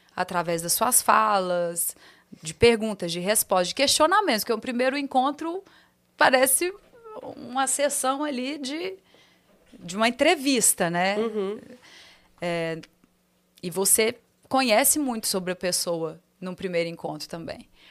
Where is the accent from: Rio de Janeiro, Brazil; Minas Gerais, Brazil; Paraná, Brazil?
Minas Gerais, Brazil; accent: mineiro; moved away as an adult; now in São Paulo, Brazil; Falar com meu sotaque, fazer minhas brincadeiras, contar meus, meus causos mineiros